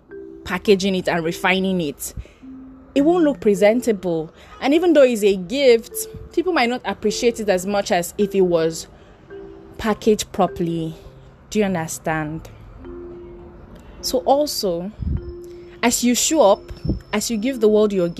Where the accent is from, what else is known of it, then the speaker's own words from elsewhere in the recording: Edo, Nigeria; I'm from Edo State.